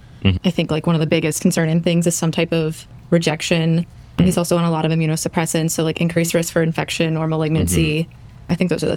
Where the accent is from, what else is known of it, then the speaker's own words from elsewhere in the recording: Pittsburgh, Pennsylvania, United States; fourth year at Feinberg, from Pittsburgh